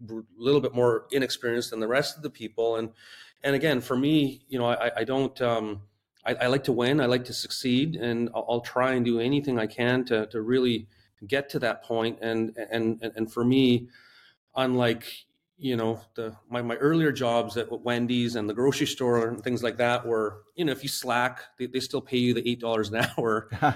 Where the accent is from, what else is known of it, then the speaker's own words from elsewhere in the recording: West Coast, Canada; I grew up on the West Coast of Canada